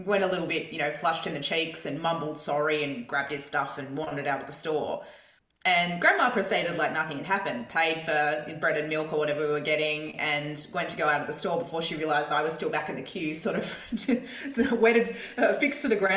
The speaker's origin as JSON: {"language": "English", "town": "Perth", "region": "Western Australia", "country": "Australia", "tie": "born or raised there", "said": "Perth, where I grew up in Scarborough"}